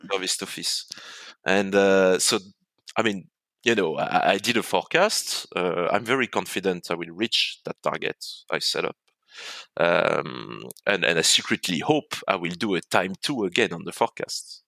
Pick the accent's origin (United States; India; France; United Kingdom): France; accent: French; moved away as an adult; now in Hong Kong; I was born in France, as people can say from my accent